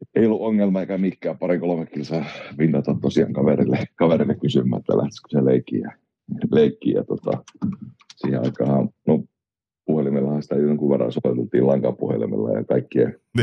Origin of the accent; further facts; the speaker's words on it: Oulu, North Ostrobothnia, Finland; also born or lived in Rauma / Kajaani; No Oulustahan mä oon niin ihan alun perin syntynyt ja kotoisin, ja olisiko neljä viien vanha ollut, niin muutettiin perheen kanssa, perheen kanssa jääliin ja sitten jäälissä meni oikeastaan niin kuin nuoruusvuosia, olisiko ollut 18, kun muutettiin sieltä pois.